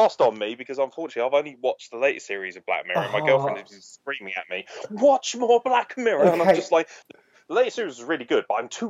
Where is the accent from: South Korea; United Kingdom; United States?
United Kingdom; England; Maybe it's because I'm English